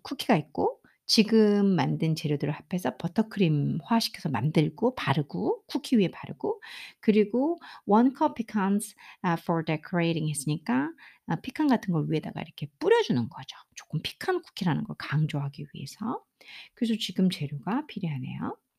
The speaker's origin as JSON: {"language": "Korean", "country": "South Korea", "said": "저는 이제 한국 사람이니까"}